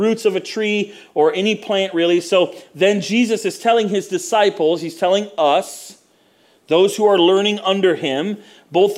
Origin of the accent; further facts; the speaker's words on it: Florida, United States; also born or lived in Mount Dora, Florida; I grew up in Florida where there's orange groves everywhere